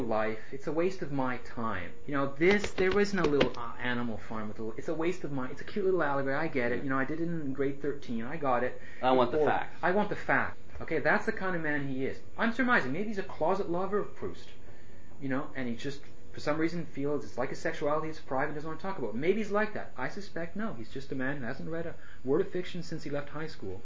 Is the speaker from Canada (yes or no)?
yes; Canada; I'm Canadian. I love Canada.